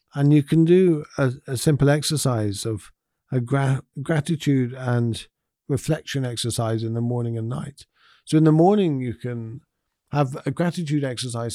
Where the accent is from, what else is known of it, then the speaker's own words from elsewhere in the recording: United Kingdom; as us British people